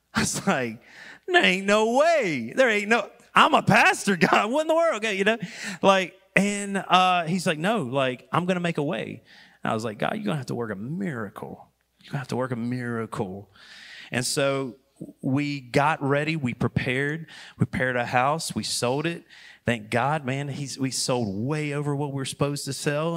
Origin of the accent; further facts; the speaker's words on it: Wendell, North Carolina, United States; I was born and raised in Wendell, Wendell, when it was Wendell, and now it's Wendell.